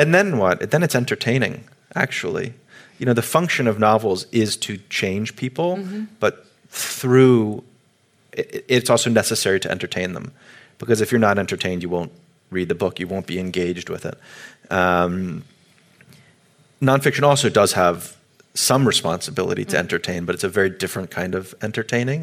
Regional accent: United States; as an American

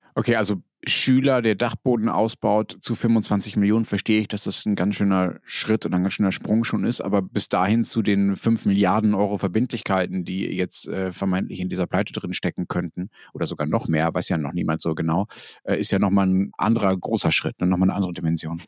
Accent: Dortmund, North Rhine-Westphalia, Germany; moved away; wenn ich als Kind in Dortmund was einkaufen wollte oder als Jugendlicher oder auch später, wenn ich da war

